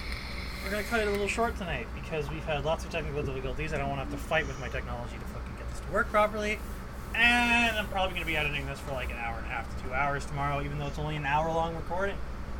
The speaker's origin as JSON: {"language": "English", "region": "Newfoundland and Labrador", "country": "Canada", "accent": "Newfoundland", "said": "I wouldn't talk like a Newfie around him. Because I've learned that I can't voluntarily take my bring my accent out anymore."}